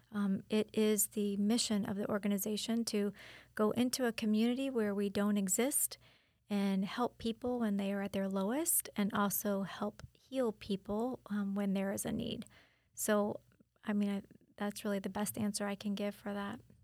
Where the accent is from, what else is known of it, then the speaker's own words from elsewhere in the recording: Wesley Chapel, Florida, United States; moved away as an adult; now in Auburndale, United States; my native Wesley Chapel